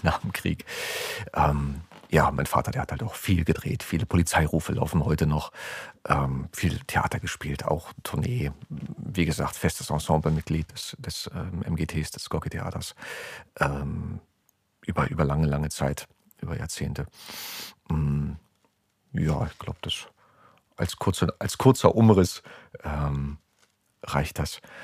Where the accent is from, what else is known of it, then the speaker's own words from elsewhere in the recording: Berlin, Germany; Ich bin im Oskarziten-Krankenhaus geboren in äh, Lichtenberg und habe die ersten drei Jahre meines Lebens äh, mit meiner Mutter in ihrer Wohnung verbracht, in der Richard-Sorge-Straße